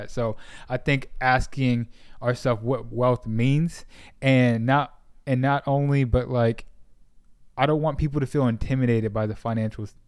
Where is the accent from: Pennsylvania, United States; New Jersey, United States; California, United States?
California, United States; Sacramento; moved away as an adult; now in Dallas, United States; I grew up in Sacramento, and then when I was like around 19, I moved back down to Southern California, and then um, eventually moved. Uh, eventually made my way to Dallas.